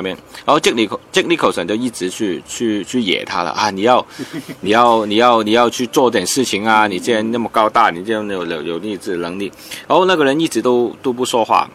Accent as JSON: {"language": "Chinese", "country": "Hong Kong", "second_language": "Chinese", "said": "我系来自香港嘅导演"}